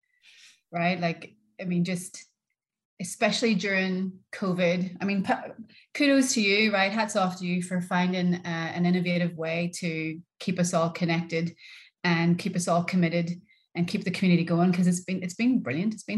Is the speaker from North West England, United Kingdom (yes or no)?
no; Northern Ireland, United Kingdom; moved away as an adult; also born or lived in Liverpool, England; I'm from Northern Ireland